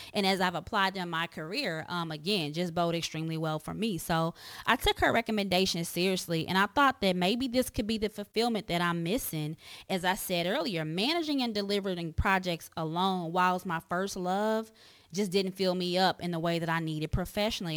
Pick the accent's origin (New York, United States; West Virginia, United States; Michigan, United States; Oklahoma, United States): Oklahoma, United States; Tulsa; I was born and raised in Tulsa, Oklahoma